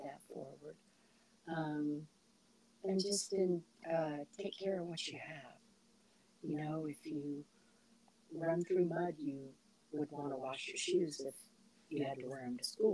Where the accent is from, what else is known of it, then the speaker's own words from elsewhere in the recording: Tampa, Florida, United States; moved away as an adult; also born or lived in Georgia; now in South Bend, United States; I come from Tampa, Florida, born and raised there